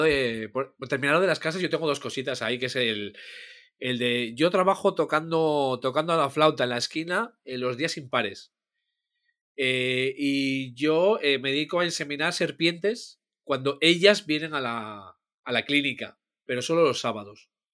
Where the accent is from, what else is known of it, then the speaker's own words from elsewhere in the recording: Asturias, Spain; los que sabemos hacerlo somos los asturianos